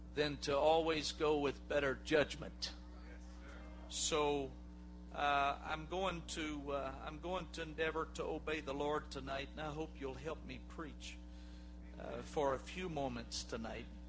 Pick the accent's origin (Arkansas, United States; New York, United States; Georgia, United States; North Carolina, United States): Georgia, United States; South; we're from South Georgia